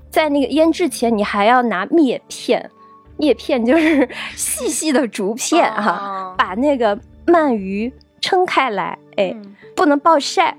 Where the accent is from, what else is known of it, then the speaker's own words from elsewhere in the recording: Ningbo, Zhejiang, China; 我们宁波人年糕也是自己家里做